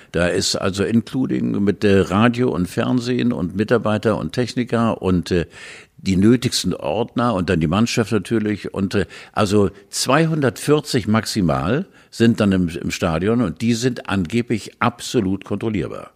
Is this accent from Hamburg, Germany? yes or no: yes; Hamburg, Germany; bei uns in Hamburg